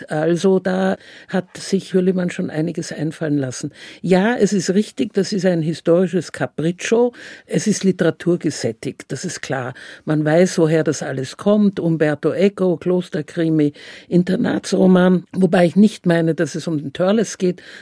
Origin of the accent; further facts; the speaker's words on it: Vienna, Austria; Ich bin Wienerin, ich finde das immer noch sehr komisch